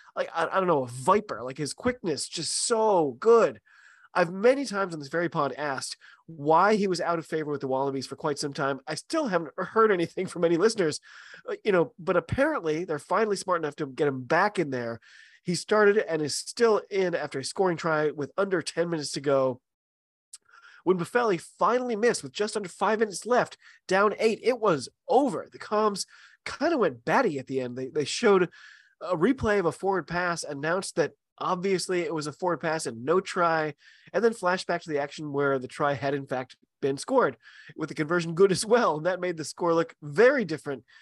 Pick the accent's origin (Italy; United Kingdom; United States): United States; I'm an American